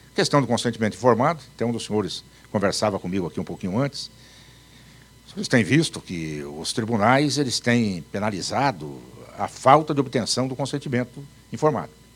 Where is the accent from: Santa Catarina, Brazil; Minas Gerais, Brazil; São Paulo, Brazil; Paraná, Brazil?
Paraná, Brazil; also born or lived in Campo Grande, Mato Grosso do Sul; Eu nasci em Campo Grande, no Mato Grosso. Faz tanto tempo que eu nem vou dizer para vocês quanto. Mas com três anos eu já estava no Paraná